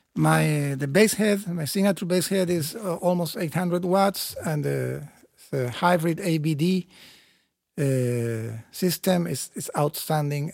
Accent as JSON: {"language": "English", "country": "Chile", "said": "I'm from South America. Uh, Chile is not a tropical country at all"}